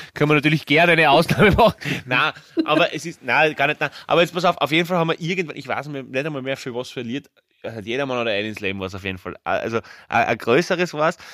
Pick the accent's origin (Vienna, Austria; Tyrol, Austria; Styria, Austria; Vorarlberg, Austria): Styria, Austria; Graz; bei uns in Graz